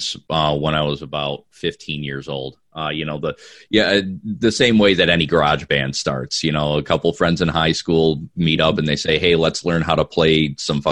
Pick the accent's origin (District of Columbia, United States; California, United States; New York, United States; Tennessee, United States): New York, United States; Watertown; now in Georgia, United States; I'm personally from Watertown up by Syracuse